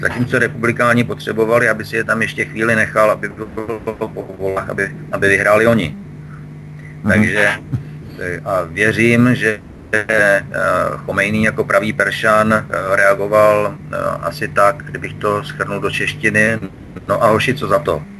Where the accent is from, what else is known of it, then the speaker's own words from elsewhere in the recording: Czechia; my jako Češi